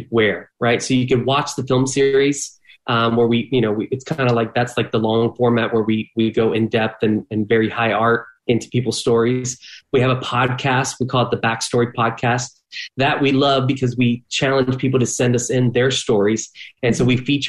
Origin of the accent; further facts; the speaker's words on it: Miami, Florida, United States; now in Orlando, United States; I grew up in Miami.